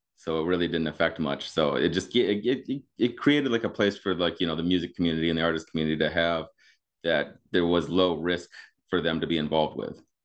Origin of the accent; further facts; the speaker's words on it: Grand Rapids, Michigan, United States; moved away as an adult; also born or lived in Youngstown, Ohio / Pittsburgh; now in Chicago, United States; I grew up in Michigan, uh, over by Grand Rapids.